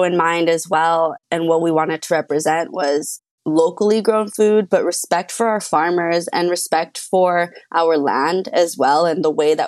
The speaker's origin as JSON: {"language": "English", "town": "Los Angeles", "region": "California", "country": "United States", "tie": "born or raised there", "also_born_or_lived": "Arleta, Los Angeles", "said": "I grew up in Los Angeles in a little spot called El Sereno"}